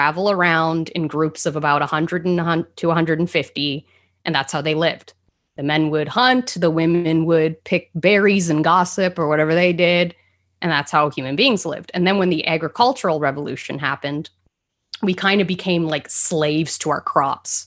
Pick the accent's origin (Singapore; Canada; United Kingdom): Canada; I'm a Canadian living in a town no one's heard